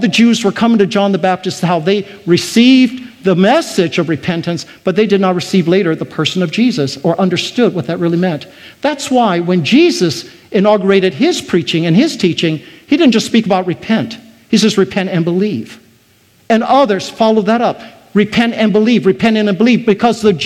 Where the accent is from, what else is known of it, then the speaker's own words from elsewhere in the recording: Taiwan; moved away; I was born in Taiwan. I was surrounded by Buddhism.